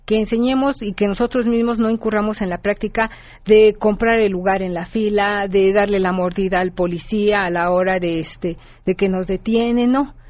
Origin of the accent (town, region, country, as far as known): Mexico